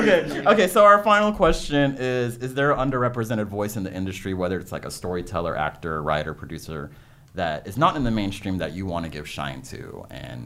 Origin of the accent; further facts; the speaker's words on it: Texas, United States; now in Los Angeles, United States; we're both from Texas